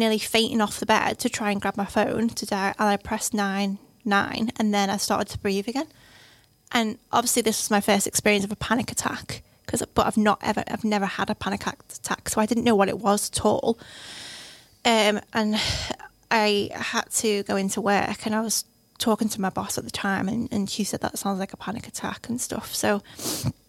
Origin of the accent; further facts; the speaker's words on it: the Wirral, North West England, United Kingdom; moved away as an adult; also born or lived in Lancaster; I'm from the Wirral